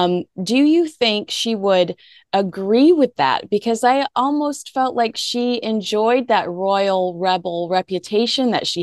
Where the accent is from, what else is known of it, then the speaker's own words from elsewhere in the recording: United States; I'm an American